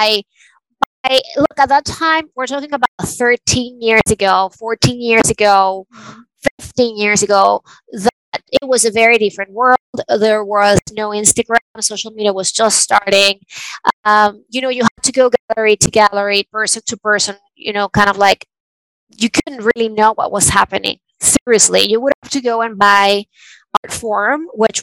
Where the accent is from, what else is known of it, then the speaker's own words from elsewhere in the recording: Venezuela; moved away; I was born and raised in Venezuela